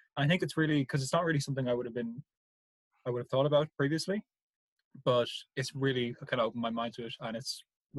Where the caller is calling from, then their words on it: Kildare, County Kildare, Ireland; I'm broadcasting live from Kildare.